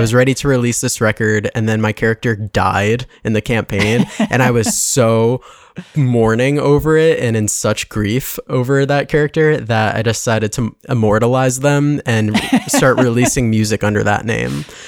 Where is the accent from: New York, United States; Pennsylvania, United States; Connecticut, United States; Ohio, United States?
Connecticut, United States; West Hartford; I grew up in West Hartford